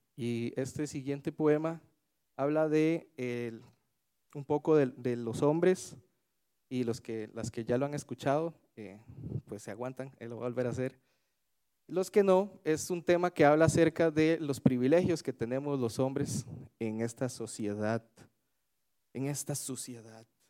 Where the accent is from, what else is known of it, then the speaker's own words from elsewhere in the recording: Alajuela, Costa Rica; now in Tibás, Costa Rica; yo soy de Alajuela, a pesar de que eh, ahora vivo en Tibás soy oriundo de Desamparados de Alajuela